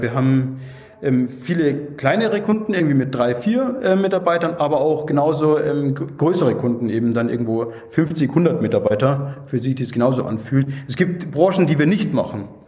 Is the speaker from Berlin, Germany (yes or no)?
no; Munich, Bavaria, Germany; now in Augsburg, Germany; ich bin eigentlich, ähm, gebürtiger Münchner